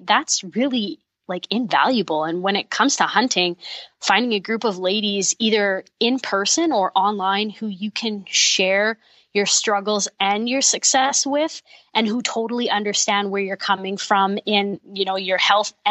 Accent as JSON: {"language": "English", "region": "Manitoba", "country": "Canada", "said": "I'm from Manitoba"}